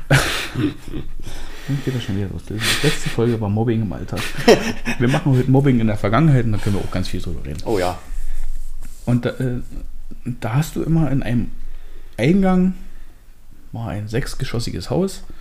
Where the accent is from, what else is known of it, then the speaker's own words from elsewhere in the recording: Hoyerswerda, Saxony, Germany; Ich bin, wie gesagt, äh, in Hoyerswerda groß geworden.